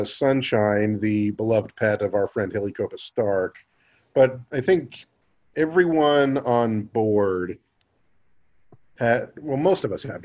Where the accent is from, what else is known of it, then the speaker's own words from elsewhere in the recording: Kansas, United States; in my home state